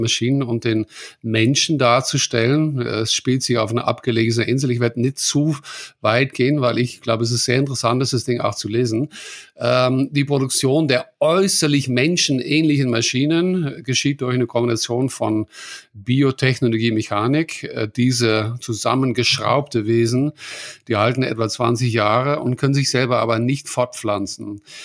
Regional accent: Netherlands; German is a second language; ich als Holländer

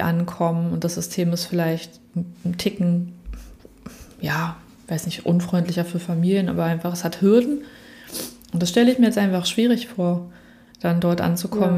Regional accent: Berlin, Germany; war es absolut ruhig damals in Prenzlberg, im Prenzlauberg, also wo ich aufgewachsen bin

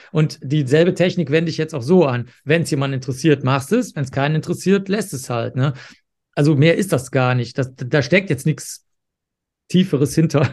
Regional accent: Cologne, North Rhine-Westphalia, Germany; ich bin ja aufgewachsen in Köln

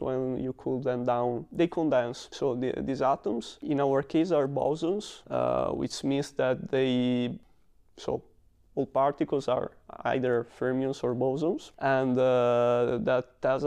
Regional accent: Padua, Veneto, Italy; moved away as an adult; now in Germany; Padova is my hometown, and I grew up there

